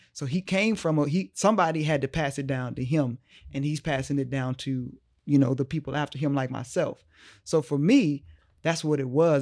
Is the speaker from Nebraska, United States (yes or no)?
yes; Omaha, Nebraska, United States; moved away as an adult; also born or lived in Boston; here in my hometown